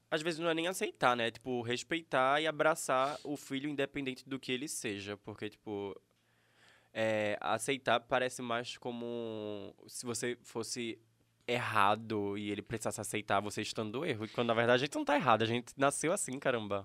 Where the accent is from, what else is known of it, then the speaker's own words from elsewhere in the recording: Escada, Pernambuco, Brazil; Eu nasci aqui em Escada.